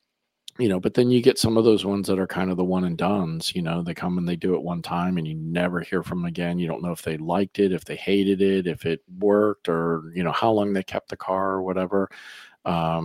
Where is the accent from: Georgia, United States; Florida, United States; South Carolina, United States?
Florida, United States; Lake County; I grew up in Lake County